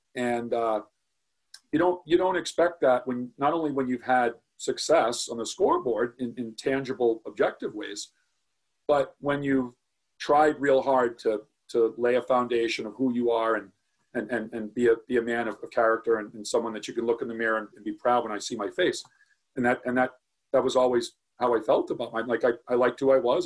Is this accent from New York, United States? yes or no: no; North Attleboro, Massachusetts, United States; now in Medway, United States; moved from, from North Attleboro, which is my hometown, to, to Medway